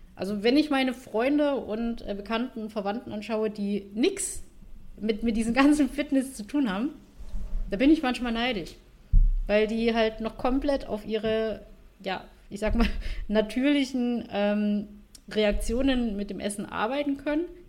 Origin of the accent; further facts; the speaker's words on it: Vietnam; now in Germany; ich bin ja Vietnamesin, äh, meine Familie wohnt in Vietnam